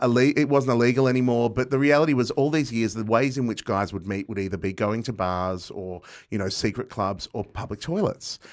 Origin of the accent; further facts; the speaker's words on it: Box Hill, Victoria, Australia; I grew up in Box Hill